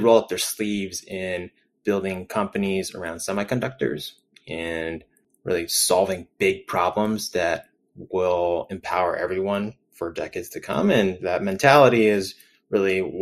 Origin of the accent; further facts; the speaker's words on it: San Francisco Bay Area, California, United States; I grew up in the San Francisco Bay Area and went to school out in Berkeley